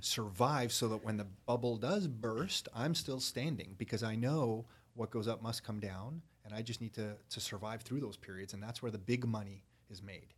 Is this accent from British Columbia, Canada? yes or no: no; Toronto, Ontario, Canada; I was born in Toronto